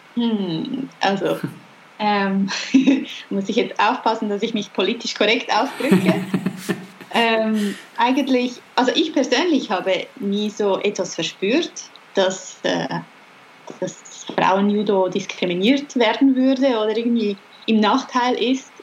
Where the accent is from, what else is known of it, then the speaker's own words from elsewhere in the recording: Regensdorf, Zurich, Switzerland; in unserer Nähe, wo ich aufgewachsen bin